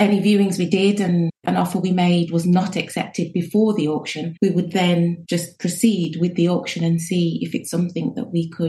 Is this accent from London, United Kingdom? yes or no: no; Birmingham, West Midlands, United Kingdom; now in Abu Dhabi, United Arab Emirates; I'm from Birmingham.